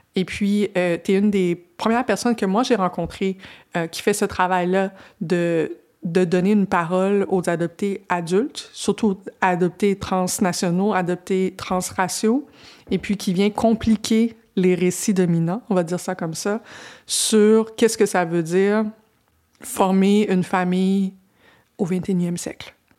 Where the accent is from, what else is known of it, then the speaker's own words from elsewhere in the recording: Quebec, Canada; je viens de, je viens pas de Montréal, je viens d'une petite municipalité